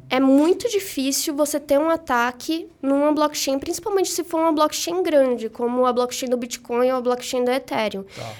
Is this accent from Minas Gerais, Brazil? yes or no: no; Salvador, Bahia, Brazil; moved away as an adult; now in São Paulo, Brazil